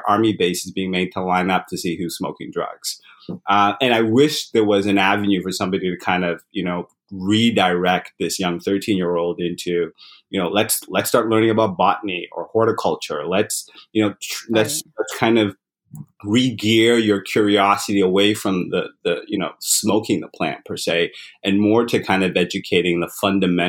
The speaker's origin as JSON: {"language": "English", "town": "London", "region": "Ontario", "country": "Canada", "tie": "born or raised there", "also_born_or_lived": "Uganda / Zimbabwe / England", "moved": "as an adult", "lives_now": "Toronto, Canada", "said": "we immigrated to Canada when I was still fairly young, grew up in London, Ontario."}